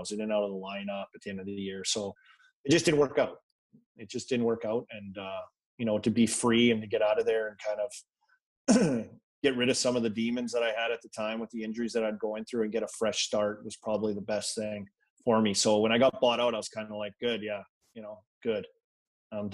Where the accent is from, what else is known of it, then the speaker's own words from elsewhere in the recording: Saskatoon, Saskatchewan, Canada; And, you know, growing up in Saskatoon, like you get a lot of Leaf games